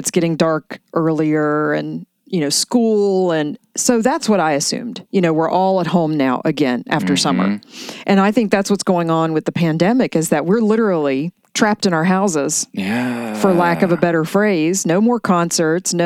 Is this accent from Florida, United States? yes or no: no; West Virginia, United States; moved away; my childhood and growing up in West Virginia